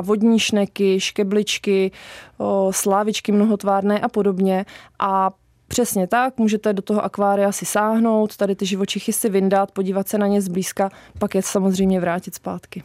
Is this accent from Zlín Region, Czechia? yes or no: no; Liberec, Liberec Region, Czechia; now in Zruč nad Sázavou, Czech Republic; Tak já pocházím z Liberce